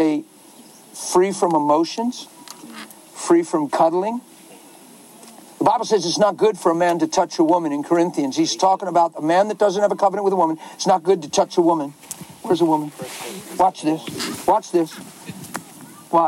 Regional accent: United States; I'm American

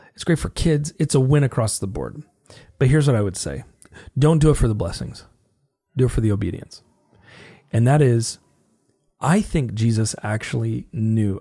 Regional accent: United States; as an American, I'm forty-one years old.

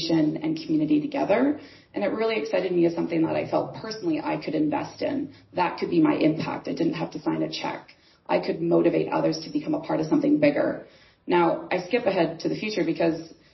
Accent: Canada; I'm from Canada.

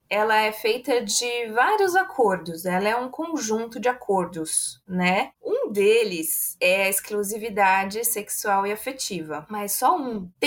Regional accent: São Paulo, Brazil; accent: mix; also born or lived in Minas Gerais; Eu nasci em Minas, eu cresci, eu vivi só dois meses em Minas e aí eu já vim para o interior de São Paulo.

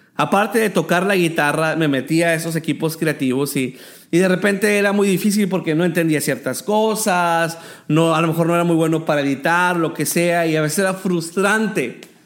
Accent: El Paso, Texas, United States; moved away as an adult; now in Tijuana, Mexico; soy originario del Paso, Texas, y tengo cinco años que estoy viviendo en Tijuana, Baja California

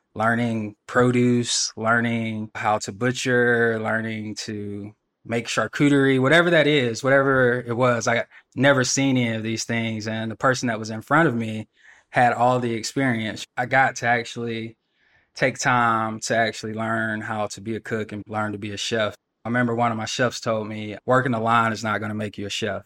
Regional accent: Athens, Georgia, United States; I'm from Athens, Georgia, Georgia native

